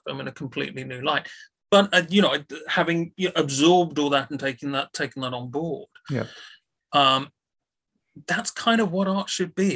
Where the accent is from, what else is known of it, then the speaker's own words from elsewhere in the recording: United Kingdom; a British film critic